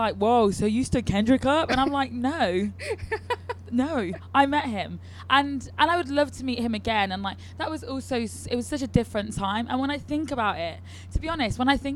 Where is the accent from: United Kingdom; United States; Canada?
United Kingdom; Leicester, East Midlands; also born or lived in London; Leicester where I'm from